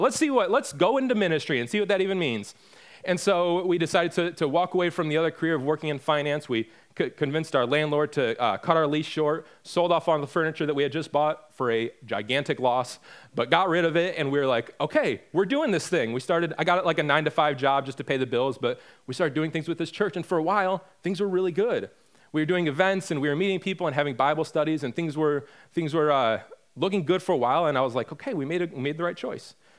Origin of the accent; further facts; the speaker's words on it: Michigan, United States; moved away as an adult; now in North Carolina, United States; we're from Michigan, and back in twenty sixteen, we made the decision that we were gonna move from Michigan down here to North Carolina